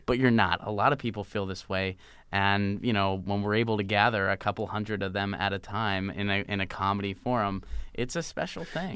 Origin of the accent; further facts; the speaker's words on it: Pittsburgh, Pennsylvania, United States; moved away as an adult; also born or lived in Seattle / Nashville; I grew up in Pittsburgh.